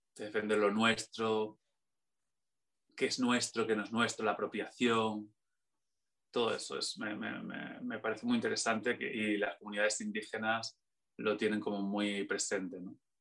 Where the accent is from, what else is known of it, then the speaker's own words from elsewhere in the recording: Extremadura, Spain; now in Madrid, Spain; yo soy de esas ciudades yo soy extremeño